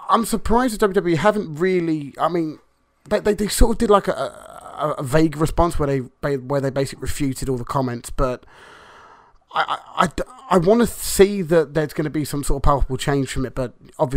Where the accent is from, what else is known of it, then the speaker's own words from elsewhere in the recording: England, United Kingdom; we're English